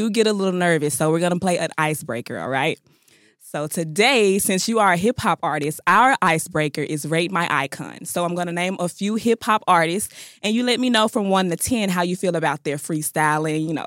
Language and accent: English; Murfreesboro, Tennessee, United States; I'm from, I'm from the borough.